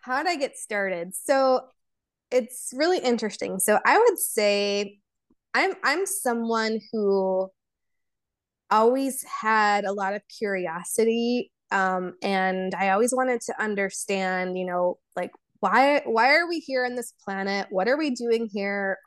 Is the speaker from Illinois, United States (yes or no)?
yes; Chicago, Illinois, United States; first language Polish and Serbian; English is a second language; growing up in America